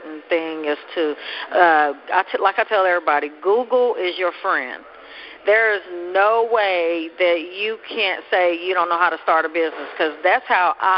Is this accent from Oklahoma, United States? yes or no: yes; Oklahoma City, Oklahoma, United States; I grew up in Oklahoma City